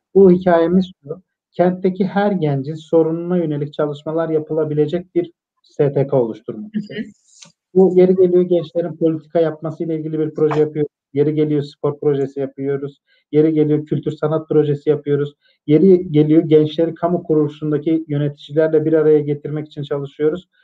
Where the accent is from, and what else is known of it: Malatya, Turkey